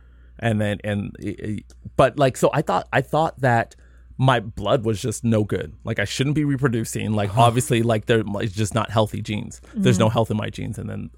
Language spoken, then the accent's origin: English; San Jose, California, United States; also born or lived in Alabama / London / Nigeria; I was born in Alabama, when I was two, I moved to London. When I was four, I moved to Nigeria, but I was pretty much raised in San Jose.